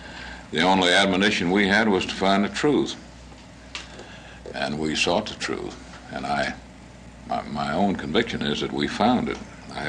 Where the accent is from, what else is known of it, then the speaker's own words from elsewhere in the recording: Deep South, United States; I come from the Deep South